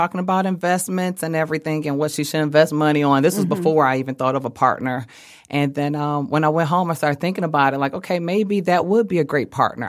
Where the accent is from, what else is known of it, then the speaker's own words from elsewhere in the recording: Southfield, Michigan, United States; So we're both from Southfield.